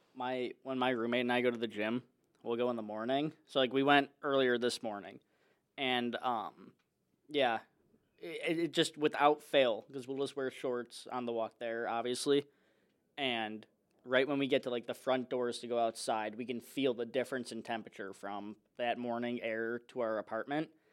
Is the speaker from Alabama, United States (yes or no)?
no; Chicago, Illinois, United States; moved away; I'm from Chicago